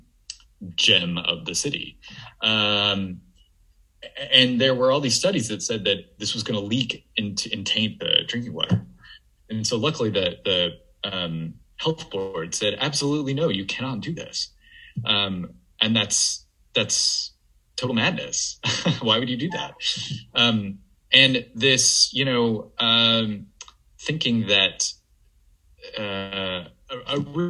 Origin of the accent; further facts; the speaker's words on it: Memphis, Tennessee, United States; moved away; I am from Memphis. My parents still live there, and I was going home for the holidays to visit my parents